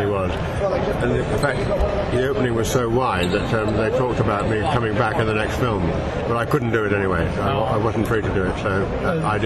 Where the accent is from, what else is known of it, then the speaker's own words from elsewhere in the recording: England, United Kingdom; I'm an English actor